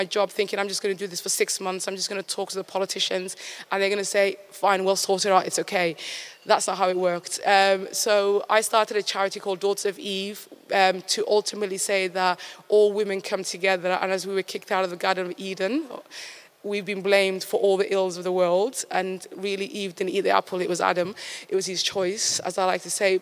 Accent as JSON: {"language": "English", "region": "Somaliland", "country": "Somalia", "tie": "born or raised there", "moved": "yes", "lives_now": "United Kingdom", "said": "my birthplace of Somaliland"}